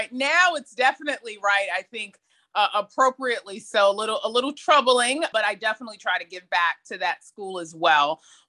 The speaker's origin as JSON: {"language": "English", "town": "New York City", "region": "New York", "country": "United States", "tie": "born or raised there", "said": "I grew up in Jamaica, Queens. I'm a middle child."}